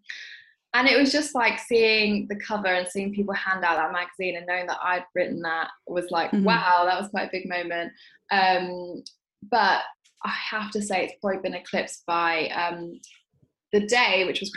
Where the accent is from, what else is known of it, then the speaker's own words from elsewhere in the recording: London, United Kingdom; growing up in South London, which is where I've grown up my entire life